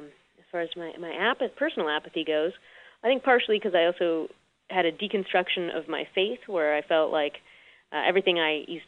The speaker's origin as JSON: {"language": "English", "town": "Chicago", "region": "Illinois", "country": "United States", "tie": "born or raised there", "said": "I grew up, was born and raised in Chicago"}